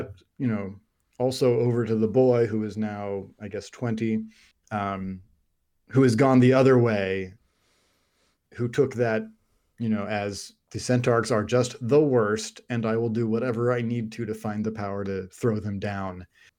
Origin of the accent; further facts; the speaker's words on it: United Kingdom; if it's Goya, because we're British.